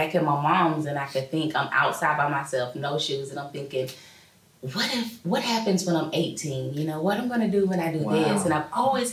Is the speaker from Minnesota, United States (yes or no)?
no; Town Creek, Alabama, United States; I grew up in Town Creek, Cortland area, and I lived with my grandmother at the age 6-7